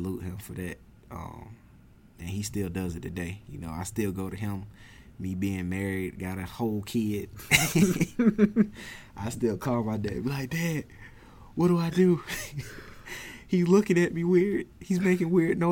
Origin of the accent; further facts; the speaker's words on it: Augusta, United States; I'm from Augusta, been in Augusta for as long as I've been living, my whole 25 years of existence on this planet